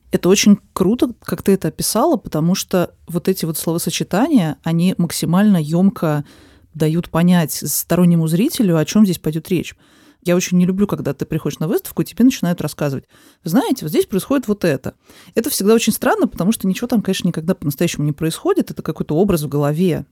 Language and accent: Russian; Moscow, Russia; я родилась в Москве, всю жизнь живу в Москве